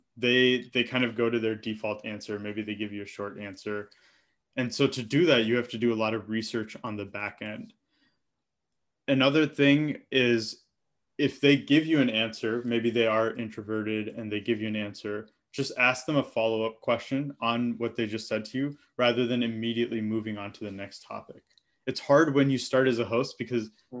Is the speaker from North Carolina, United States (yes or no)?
no; Michigan, United States; me having grown up in a Telugu household as an Indian American